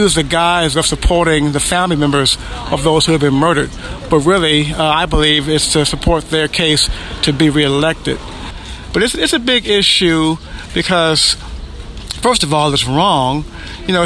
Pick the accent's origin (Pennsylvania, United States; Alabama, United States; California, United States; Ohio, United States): Ohio, United States; Cleveland; now in Findlay, United States; I'm from Cleveland, Ohio, but I live now in Findlay, Ohio